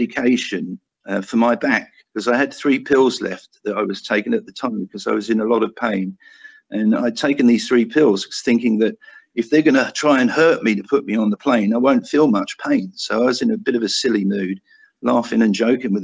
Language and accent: English; United Kingdom; moved away; me being a Brit